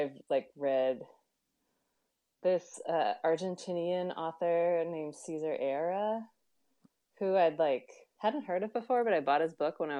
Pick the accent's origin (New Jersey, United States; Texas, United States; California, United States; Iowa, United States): California, United States; moved away; I grew up in California, or at least I was born there.